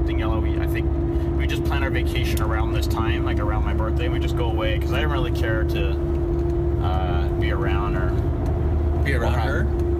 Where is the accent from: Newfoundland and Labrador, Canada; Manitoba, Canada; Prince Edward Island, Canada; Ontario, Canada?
Ontario, Canada; Mississauga; No. And I said, no, Mississauga.